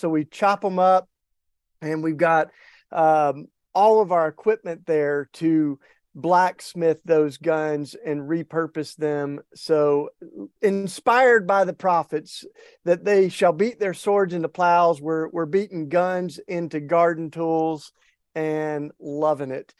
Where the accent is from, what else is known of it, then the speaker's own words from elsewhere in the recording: East Tennessee, United States; accent: Southern; I grew up in East Tennessee and I can't hide it. Don't even want to, Paul. I got my Southern accent and grew up in the hills, small town in East Tennessee.